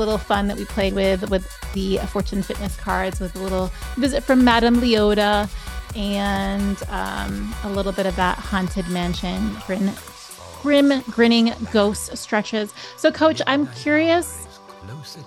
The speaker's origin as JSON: {"language": "English", "town": "Orlando", "region": "Florida", "country": "United States", "tie": "born or raised there", "said": "my hometown of Orlando"}